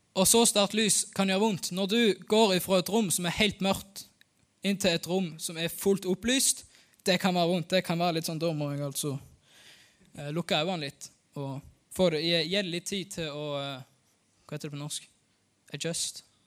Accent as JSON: {"language": "Norwegian", "country": "Norway", "tie": "born or raised there", "said": "Jeg er født og oppvokst her på Haua."}